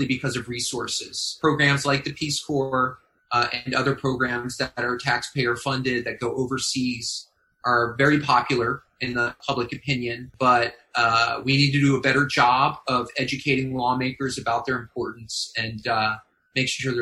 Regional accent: Montgomery County, Maryland, United States; moved away as an adult; also born or lived in Thailand / Washington, D.C.; I'm from Montgomery County, Maryland, so it's a very internationally minded county near D.C.

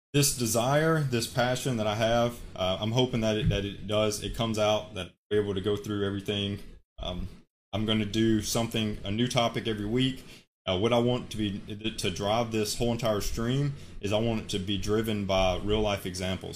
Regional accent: Alabama, United States; moved away as an adult; now in Hawaii, United States; I'm from Alabama, currently living in, in Hawaii, work out here

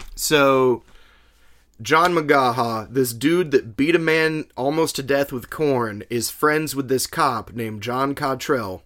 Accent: Alabama, United States; I'm from Alabama.

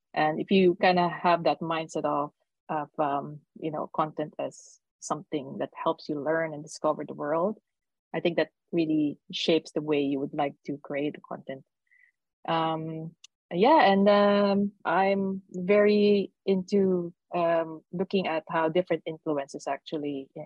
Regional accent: Philippines; now in Netherlands; I'm from the Philippines, but I'm living in the Netherlands

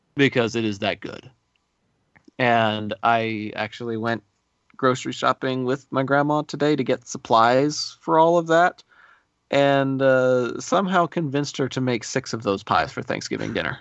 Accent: Texas, United States; as a Texan

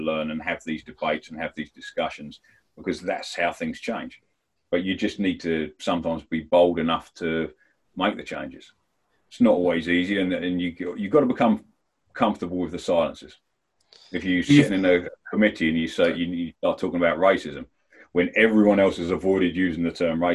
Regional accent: Medway, South East England, United Kingdom; moved away; I was from Kent, Medway Town.

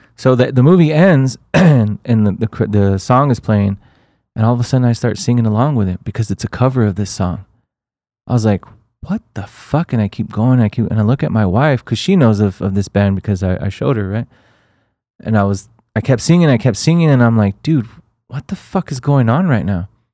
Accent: El Paso, Texas, United States; we're from El Paso, Texas

